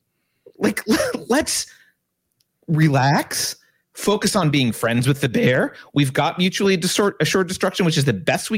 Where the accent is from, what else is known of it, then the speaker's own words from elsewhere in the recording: United States; as an American